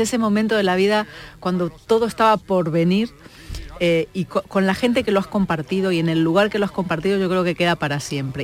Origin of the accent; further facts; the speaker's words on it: Argentina; now in Spain; yo soy argentina, aunque llevo muchos años aquí